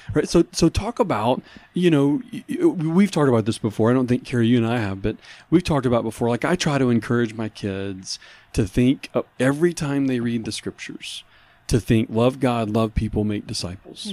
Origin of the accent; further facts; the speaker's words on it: New Orleans, Louisiana, United States; he and I both had been discipled growing up in New Orleans